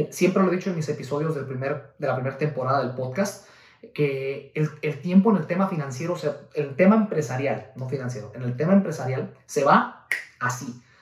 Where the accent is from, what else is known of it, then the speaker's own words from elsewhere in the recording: Guadalajara, Jalisco, Mexico; nosotros venimos de Guadalajara, Jalisco, México, eh, estuvimos al frente del negocio por 8 o 9 años aproximadamente, al frente del negocio familiar, una agencia de renta de autos.